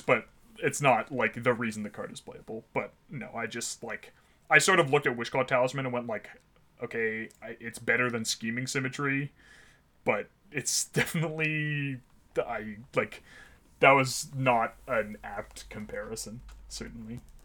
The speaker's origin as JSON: {"language": "English", "town": "Ottawa", "region": "Ontario", "country": "Canada", "tie": "born or raised there", "moved": "yes", "lives_now": "Toronto, Canada", "said": "I grew up in Ottawa"}